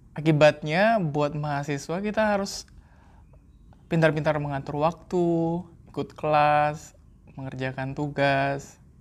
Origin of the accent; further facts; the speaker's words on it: Indonesia; di Indonesia kan kita seringnya uh, lecture base